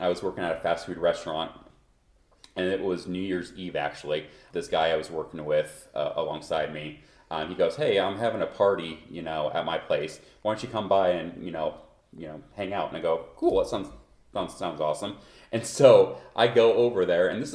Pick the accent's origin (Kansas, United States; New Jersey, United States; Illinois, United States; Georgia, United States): Kansas, United States; Ottawa; now in Denver, United States; I'm from Kansas. I'm a Kansas native